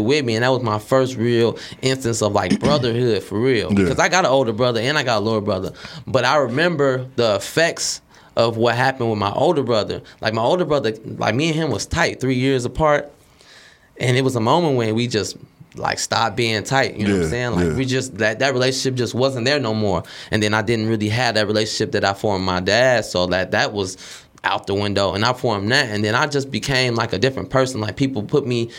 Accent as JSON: {"language": "English", "town": "Chicago", "region": "Illinois", "country": "United States", "moved": "yes", "lives_now": "Dallas, United States", "said": "I'm from Chicago. I grew up"}